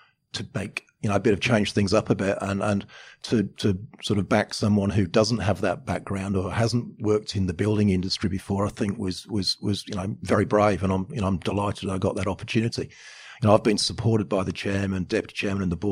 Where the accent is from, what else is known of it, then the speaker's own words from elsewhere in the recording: England, United Kingdom; now in Australia; I'm from England. I'm English by birth, Australian by choice.